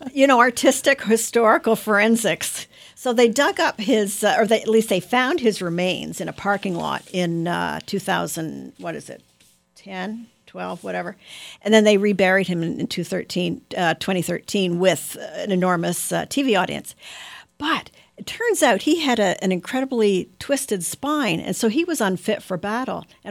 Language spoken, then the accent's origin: English; Ottawa, Ontario, Canada; my hometown Ottawa